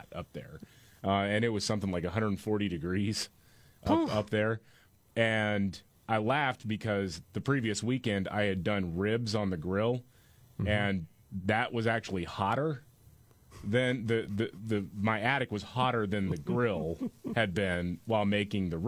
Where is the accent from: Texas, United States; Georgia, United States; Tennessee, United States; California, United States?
Texas, United States; Houston; I grew up in Houston